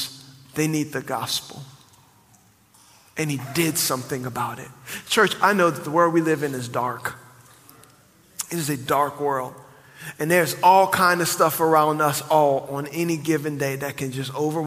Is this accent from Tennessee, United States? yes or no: no; New Orleans, Louisiana, United States; moved away; I grew up in New Orleans